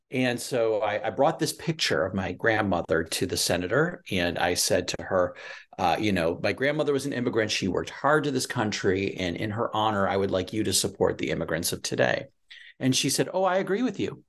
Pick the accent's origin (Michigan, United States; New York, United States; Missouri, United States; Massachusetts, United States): Michigan, United States; I'm from Michigan